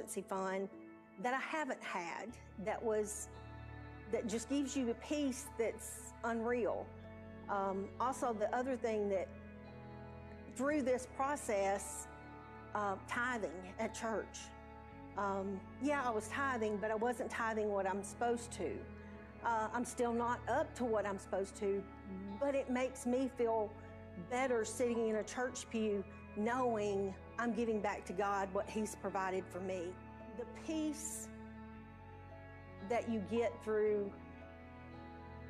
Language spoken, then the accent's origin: English; Mount Pleasant, Tennessee, United States; also born or lived in Hampshire, Tennessee; now in Columbia, United States; I'm originally from Mount Pleasant, just moved from Hampshire about a year and a half ago to Columbia, Tennessee.